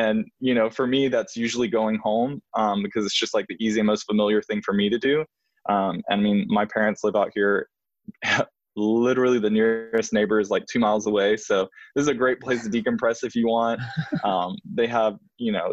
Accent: Alabama, United States; born or raised there; moved away; also born or lived in New York

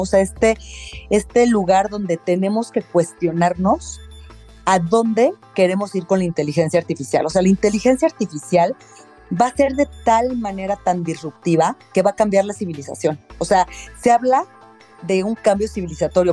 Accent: Mexico City, Mexico; soy de la Ciudad de México

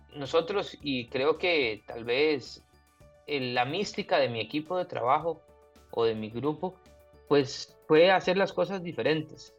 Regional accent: Turrialba, Cartago, Costa Rica; moved away as an adult; now in Pococí, Costa Rica; Yo soy foráneo, soy de Turrialba originario y ahora soy pocosiseño

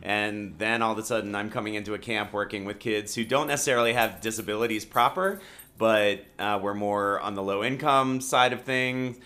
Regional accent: Rockville, Maryland, United States; moved away as an adult; Maryland, born and raised in Rockville, Maryland

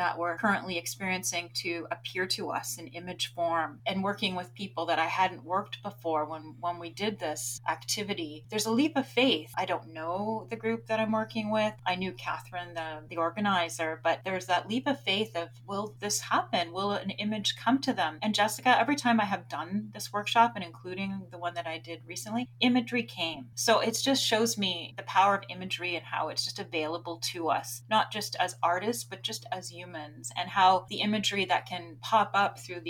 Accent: Grimsby, Yorkshire and the Humber, United Kingdom; I grew up in Grimsby. I was the first library that I went to as a little girl.

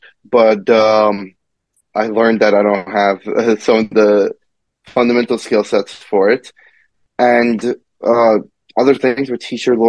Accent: Iran; born there; You know, when I was a little kid, I was born in Iran, actually.

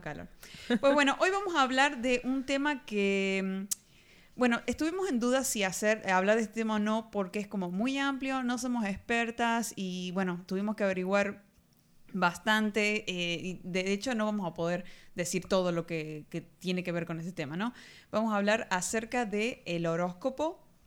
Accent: Argentina

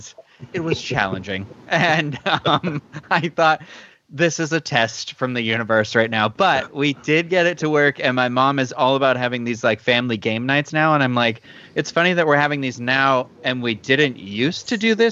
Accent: Carver, Massachusetts, United States; moved away; I am from Carver, Massachusetts

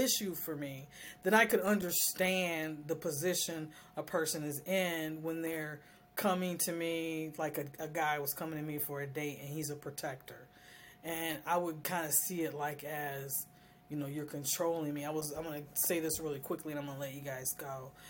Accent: United States; And as I'm an American woman, I don't go by those standards.

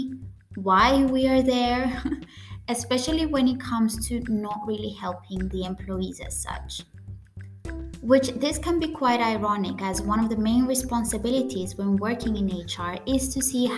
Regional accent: Cyprus; first language Greek; English is a second language; I come from Cyprus, which is a Mediterranean island, our native language is Greek, but we also have our own dialect called the Cypriot dialect

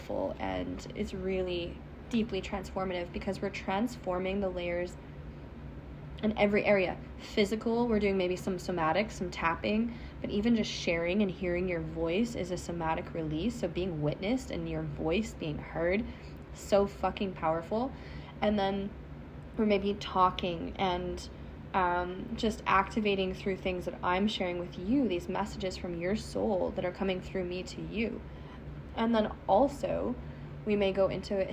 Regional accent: Canada; accent: Canadian; my Canadian accent

